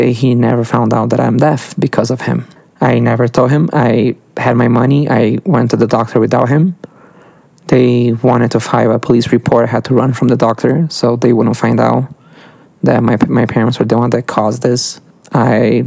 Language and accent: English; Brazil; I'm from Brazil